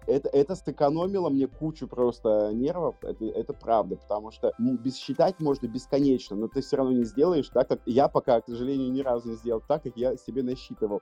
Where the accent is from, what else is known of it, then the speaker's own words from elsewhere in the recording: Russia; я из России